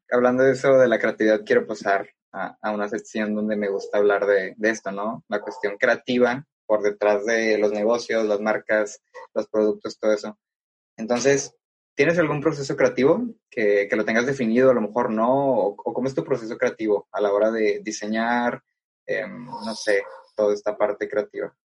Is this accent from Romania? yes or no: no; Mexico; also born or lived in Tepic, Nayarit; nos decimos que somos mexicanos